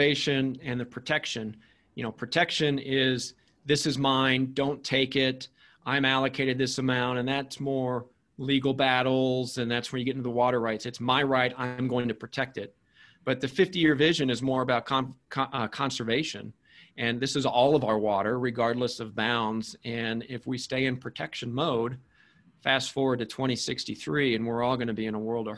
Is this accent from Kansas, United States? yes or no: yes; Wichita, Kansas, United States; I grew up in Wichita